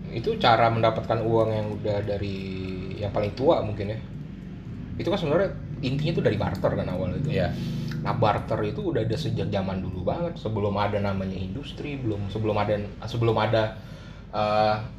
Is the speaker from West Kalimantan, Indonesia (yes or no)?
yes; Pontianak, West Kalimantan, Indonesia; now in Jakarta, Indonesia; gue lahir di Kalimantan gitu ya Kalimantan Barat di sebuah kota namanya Pontianak